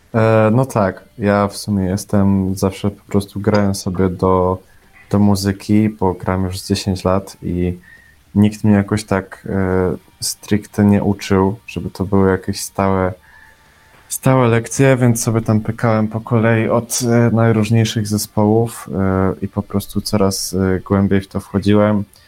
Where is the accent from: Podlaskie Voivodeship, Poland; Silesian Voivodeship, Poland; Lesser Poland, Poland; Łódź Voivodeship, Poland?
Silesian Voivodeship, Poland; Bielsko-Biała; jestem z Bielska Białej